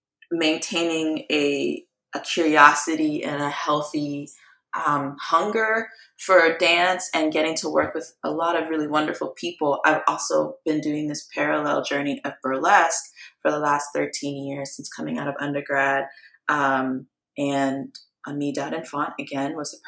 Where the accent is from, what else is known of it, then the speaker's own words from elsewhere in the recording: Memphis, Tennessee, United States; also born or lived in Guyana; now in Philadelphia, United States; I'm from Memphis